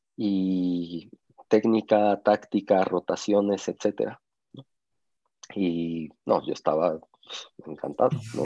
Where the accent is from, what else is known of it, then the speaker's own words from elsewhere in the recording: Mexico; somos mexicanos